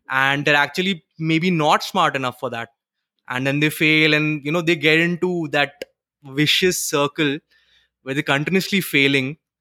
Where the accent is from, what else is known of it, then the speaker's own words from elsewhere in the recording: Western Uttarakhand, India; now in Pune, India; I'm from, uh, Uttarakhand. Actually, uh, Western Uttarakhand. So, we are hill people